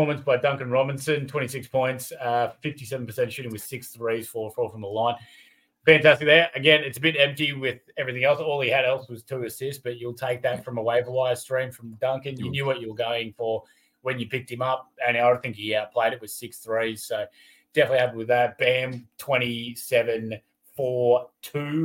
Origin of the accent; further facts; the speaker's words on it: Australia; We're Aussie